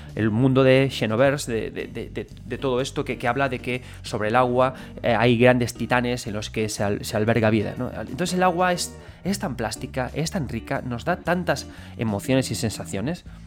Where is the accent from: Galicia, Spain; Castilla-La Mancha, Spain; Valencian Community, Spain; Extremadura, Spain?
Galicia, Spain; A Coruña; yo soy gallego